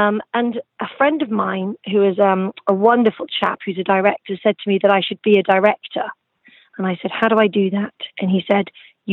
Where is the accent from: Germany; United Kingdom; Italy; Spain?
United Kingdom; the centre of England; moved away as an adult; also born or lived in Suffolk, England / Nottingham; now in Los Angeles, United States; I was moved to the center of England, where I lived most of my life, attending school